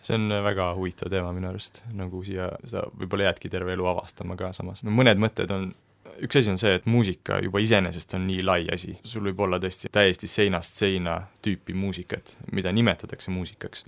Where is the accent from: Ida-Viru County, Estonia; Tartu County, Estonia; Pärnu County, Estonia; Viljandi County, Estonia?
Tartu County, Estonia; Tartu; ma olen siitsamast Tartust pärit